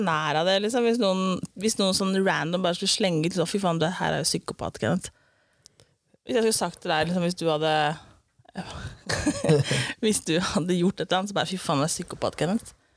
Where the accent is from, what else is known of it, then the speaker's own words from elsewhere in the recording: Eastern Norway, Norway; accent: Eastern Norwegian (Østlandet); jeg er vanlig dialekt fra Østlandet